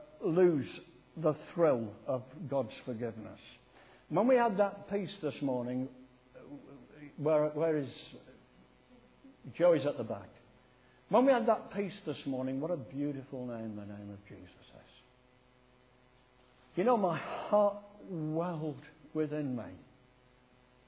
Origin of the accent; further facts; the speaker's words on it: Sheffield, Yorkshire and the Humber, United Kingdom; also born or lived in Poynton, Cheshire; I was brought up in Sheffield